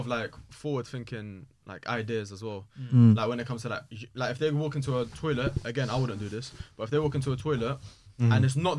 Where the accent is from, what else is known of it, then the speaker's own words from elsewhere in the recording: United Kingdom; I've been saying I'm British for all my life.